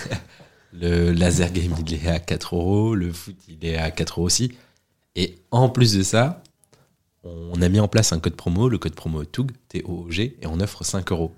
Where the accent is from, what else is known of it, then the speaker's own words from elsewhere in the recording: Agen, Nouvelle-Aquitaine, France; je suis originaire d'Agen